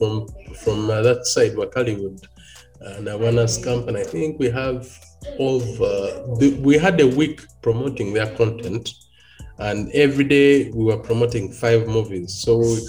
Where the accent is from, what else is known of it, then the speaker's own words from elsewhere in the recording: Buganda, Central Region, Uganda; I'm from Central Uganda in Buganda